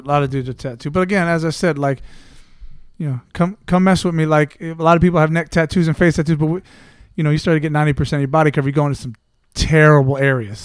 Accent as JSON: {"language": "English", "country": "United States", "also_born_or_lived": "England", "moved": "as an adult", "said": "I'm American through and through"}